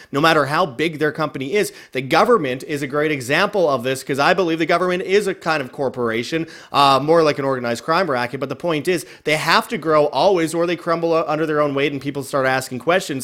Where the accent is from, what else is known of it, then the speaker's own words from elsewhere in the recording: Canada; moved away; originally being Canadian